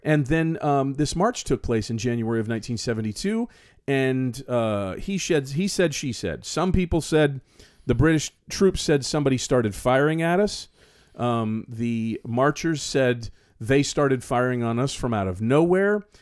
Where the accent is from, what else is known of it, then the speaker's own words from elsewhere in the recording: the South, United States; also born or lived in South Florida; as a Southern youngster